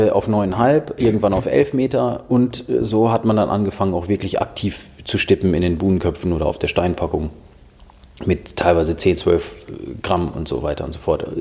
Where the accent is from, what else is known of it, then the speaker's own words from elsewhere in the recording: Minden, North Rhine-Westphalia, Germany; Ich komme ja aus Minden und Minden liegt an der Weser